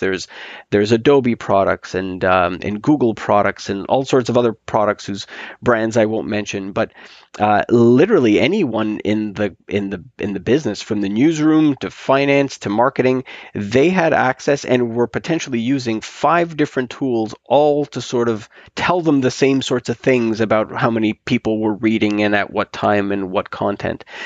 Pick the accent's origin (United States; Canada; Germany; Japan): Canada; now in Toronto, Canada; we are Canadian snowbirds